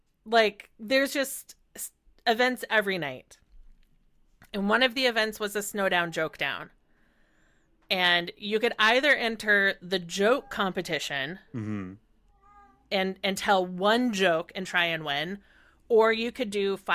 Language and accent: English; Terre Haute, Indiana, United States; now in Chicago, United States; I am from Terre Haute, Indiana.